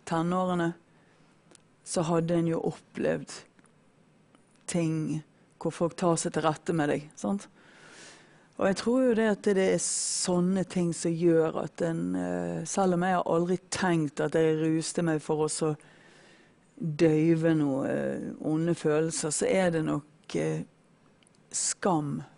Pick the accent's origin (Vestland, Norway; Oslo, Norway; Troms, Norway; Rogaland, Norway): Vestland, Norway; Bergen; Jeg er fra Bergen, og, men eh, min far er fra Florø.